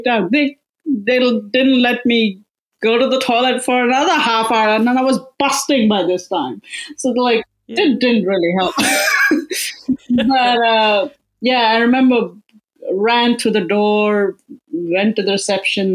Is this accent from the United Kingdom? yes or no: no; Melbourne, Victoria, Australia; I'm from Melbourne